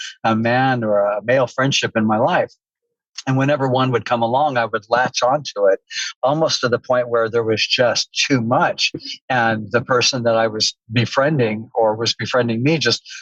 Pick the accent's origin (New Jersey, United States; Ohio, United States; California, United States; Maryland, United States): California, United States; Southern; I grew up in Southern California.